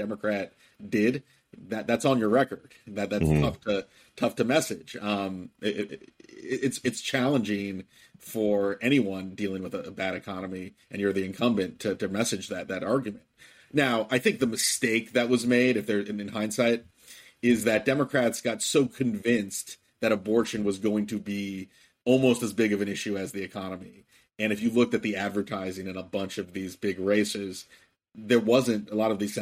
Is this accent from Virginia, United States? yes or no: yes; Virginia, United States; My home state of Virginia